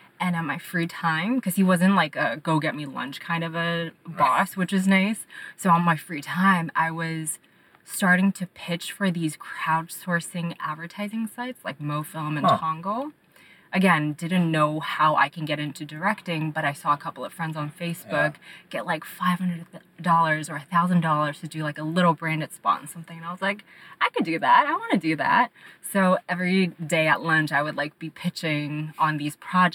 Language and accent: English; Monterey Park, California, United States; also born or lived in Shanghai, China; now in Los Angeles, United States; I moved to America with my parents when I was 5 years old, and I grew up in Monterey Park